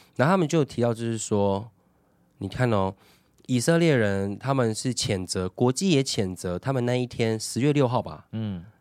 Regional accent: Taiwan; 我觉得我们台湾人没有那个接受批评的嗯。的的气度

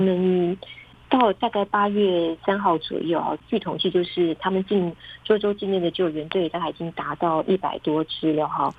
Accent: Taiwan; now in Beijing, China; 我觉得我们台湾人一般比较难以，呃想象

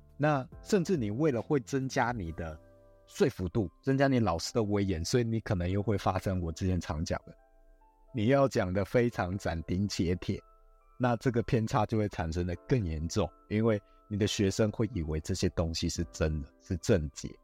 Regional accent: Taiwan; 我们台湾人

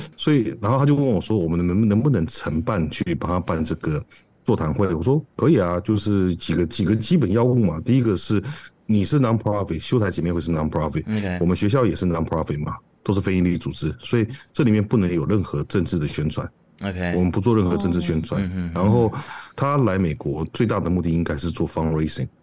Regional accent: Taiwan; moved away as an adult; now in United States; 我因为我台湾人嘛

